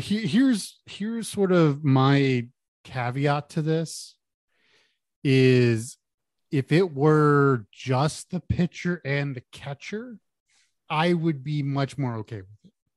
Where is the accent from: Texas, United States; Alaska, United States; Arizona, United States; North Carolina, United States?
Texas, United States; Houston; I grew up in Houston